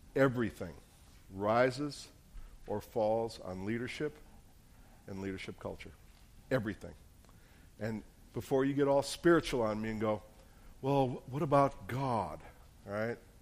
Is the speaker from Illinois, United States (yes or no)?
no; New Jersey, United States; moved away; I'm from New Jersey